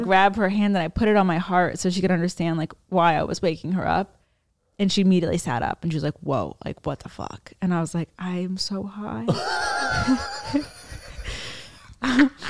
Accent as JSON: {"language": "English", "town": "Annapolis", "region": "Maryland", "country": "United States", "said": "I'm from Maryland"}